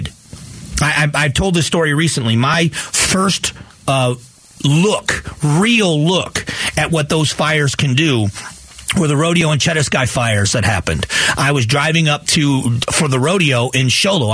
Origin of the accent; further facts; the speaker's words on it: Fort Myers, Florida, United States; now in Arizona, United States; the area I grew up in Fort Myers